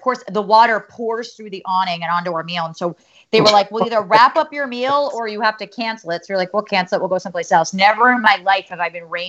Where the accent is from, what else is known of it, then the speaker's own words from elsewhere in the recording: New Jersey, United States; moved away as an adult; now in New York City, United States; I grew up in the suburbs of Manhattan. I've lived in New York for 10 years. Like I grew up in Jersey